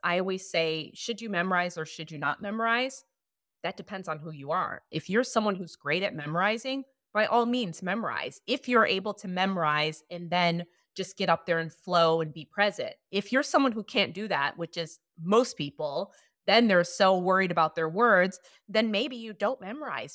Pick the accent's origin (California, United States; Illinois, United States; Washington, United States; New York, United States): Illinois, United States; Chicago; moved away as an adult; also born or lived in Hollywood; When I first moved to Hollywood, I'm from Chicago